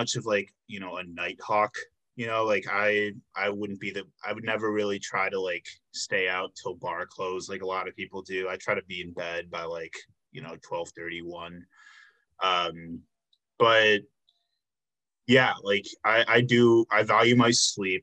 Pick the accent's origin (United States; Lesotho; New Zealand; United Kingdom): United States; Chicago suburbs, Illinois; moved away as an adult; now in Milwaukee, United States; I'm from Illinois